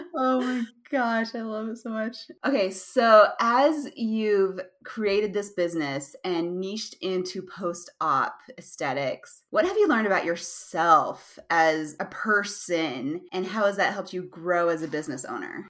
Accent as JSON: {"language": "English", "region": "Utah", "country": "United States", "said": "I'm from Utah."}